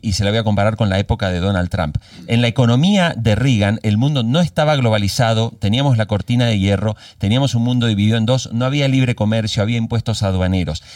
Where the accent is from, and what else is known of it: Argentina